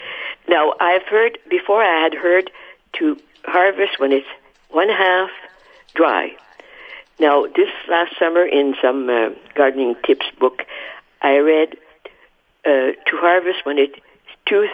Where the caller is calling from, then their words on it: St. Adolphe, Manitoba, Canada; It's Adolph.